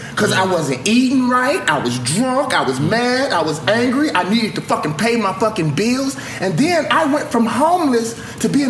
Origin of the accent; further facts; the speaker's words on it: the South, United States; As a Southerner, I feel the same way about the Confederate flag.